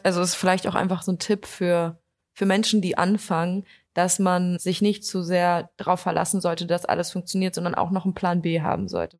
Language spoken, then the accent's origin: German; Potsdam, Brandenburg, Germany; also born or lived in Berlin; ich studiere zwar in Berlin, aber ich komme eigentlich aus Potsdam